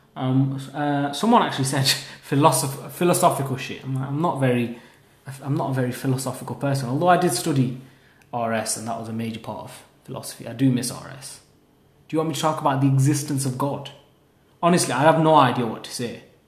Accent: Haslingden, North West England, United Kingdom; I'm from Haslingden

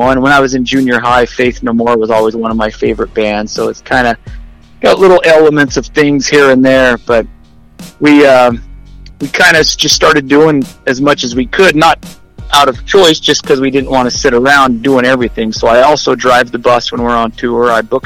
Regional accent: Henderson, Nevada, United States; We grew up in Henderson in Las Vegas

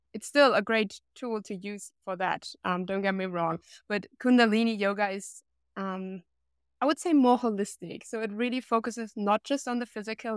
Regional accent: Germany; based here in my hometown

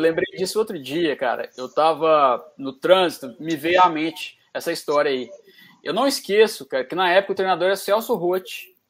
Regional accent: Jardim América, Minas Gerais, Brazil; no Jardim América, onde eu fui criado

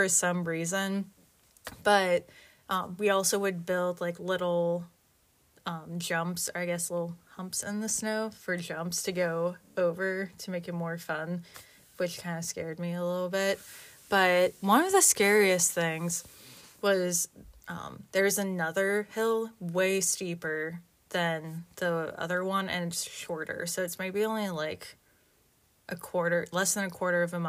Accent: State College, Pennsylvania, United States; I grew up in Pennsylvania, central Pennsylvania

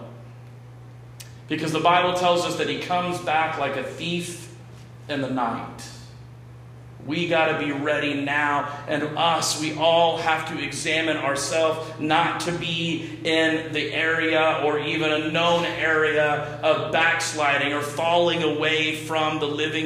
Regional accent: Texas, United States; I'm from Texas, and I come from a family of deer hunters on my dad's side

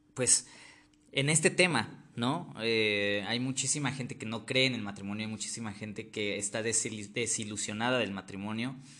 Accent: Mexico City, Mexico; also born or lived in Ecatepec, State of Mexico; soy de Ciudad de México, aquí nací, toda mi vida he vivido aquí

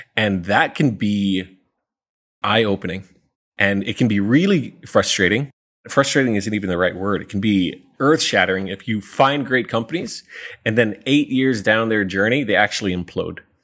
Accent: New York City, New York, United States; moved away as an adult; now in Singapore; I'm originally from New York City

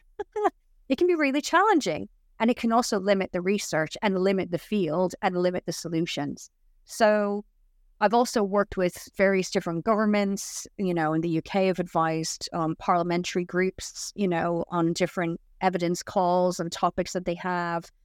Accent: Dublin, Leinster, Ireland; also born or lived in Florida / Wales; now in England; I'm originally from Dublin, so it's not that big of a leap for me to move from Florida to Wales.

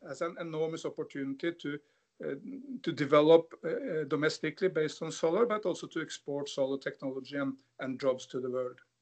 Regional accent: Norway; growing up in Norway

